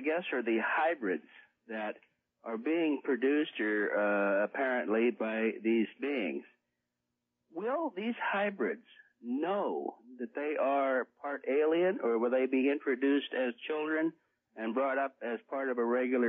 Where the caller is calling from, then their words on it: Pittsburgh, Pennsylvania, United States; I'm calling from Pittsburgh, Pennsylvania.